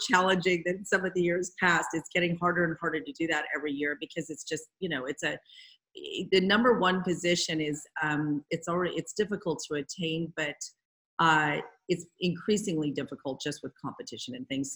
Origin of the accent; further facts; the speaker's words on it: Marin County, California, United States; I grew up in Marin County. I know a lot of people here.